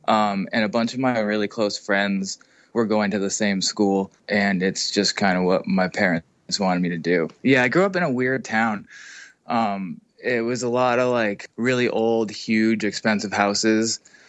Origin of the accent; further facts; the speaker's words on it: Massachusetts, United States; I was born in Massachusetts, lived in Massachusetts until I went to high school.